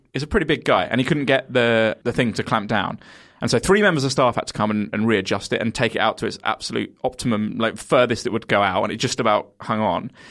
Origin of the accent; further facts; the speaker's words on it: Kent, South East England, United Kingdom; I'm from Kent